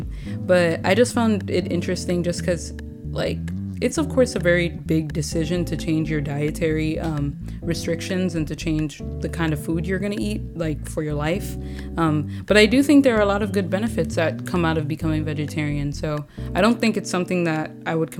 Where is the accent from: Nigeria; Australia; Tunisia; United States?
Nigeria; I'm Nigerian